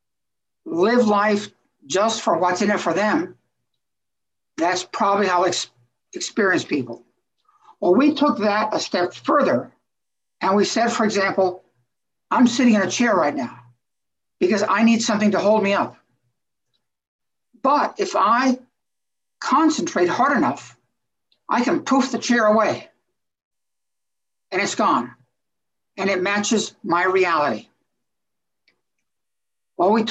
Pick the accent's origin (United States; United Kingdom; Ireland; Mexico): Mexico; moved away; I was raised in Mexico, so I'm a bit of three different cultures.